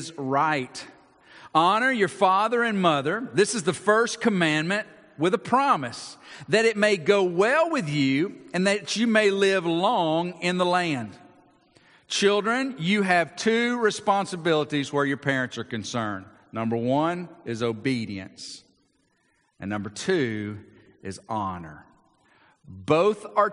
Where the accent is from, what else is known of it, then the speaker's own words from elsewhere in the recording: Georgia, United States; I grew up in Georgia